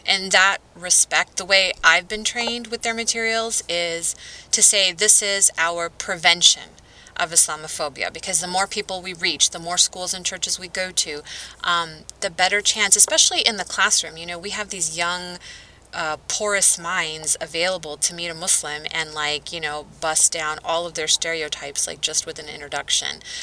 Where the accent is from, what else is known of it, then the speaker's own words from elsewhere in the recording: Southwest, United States; I'm from the Southwest